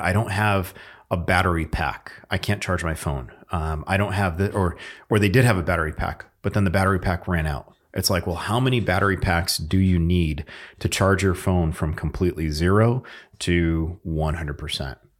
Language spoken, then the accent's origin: English; Northeast, United States; moved away; we're both from the Northeast